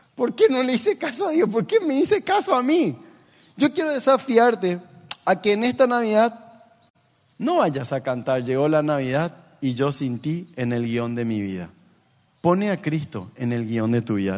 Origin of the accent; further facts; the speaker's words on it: Paraguay; como en paraguayo diríamos